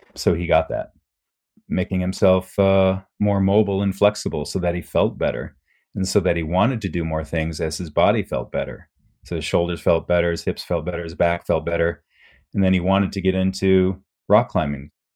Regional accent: Midwest, United States; moved away as an adult; also born or lived in Japan; growing up in the Midwest.

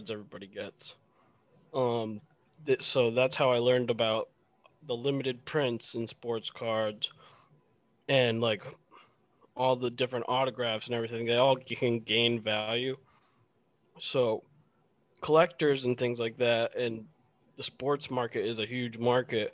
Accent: Hartford, Connecticut, United States; moved away as an adult; also born or lived in Massachusetts / New York; now in Boston, United States; I grew up in Connecticut originally, in the Hartford area

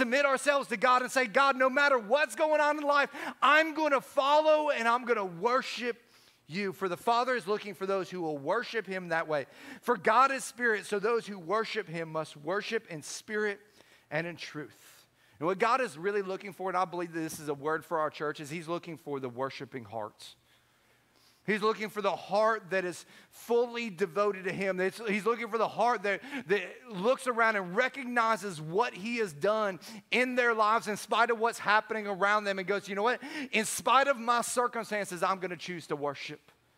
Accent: Chicago, Illinois, United States; I was like, dude, I'm from Chicago. I only spent 2 years in those places, but I've been spending 20 years trying to get them out of me.

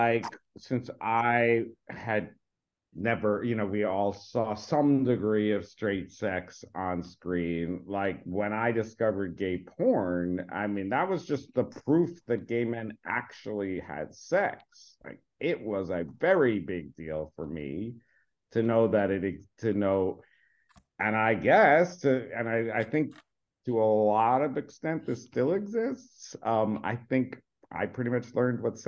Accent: New York City, New York, United States; I grew up in New York

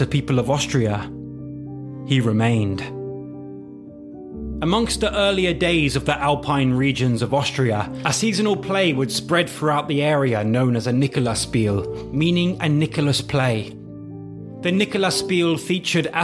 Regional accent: England, United Kingdom; I'm English.

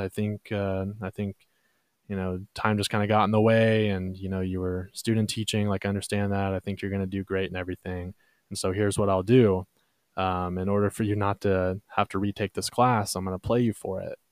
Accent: Texas, United States; we're from Texas

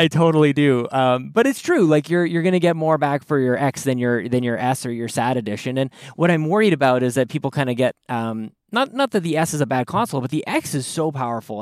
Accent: Canada; as a Canadian

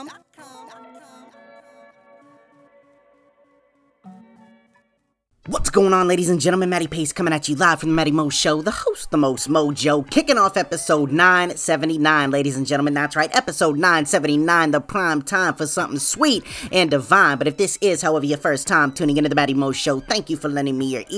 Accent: New England, United States; I am from New England, man, born and raised

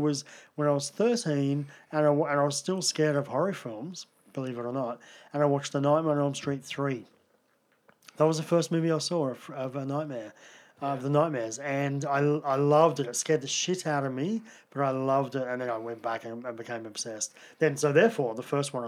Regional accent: Canberra, Australian Capital Territory, Australia; I grew up in Canberra.

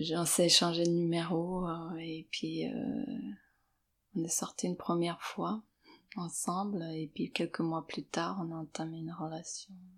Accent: Serbia; moved away as an adult; now in Paris, France; je suis née à l'étranger, en Serbie, et je suis arrivée en France à 23 ans

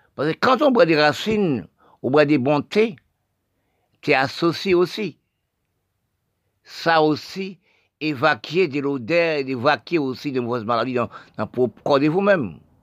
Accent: Haiti; Je suis haïtien, je suis né d'Haïti

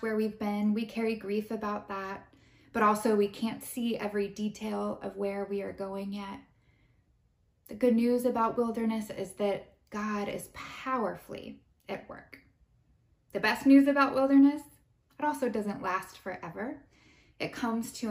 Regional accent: United States; as Americans

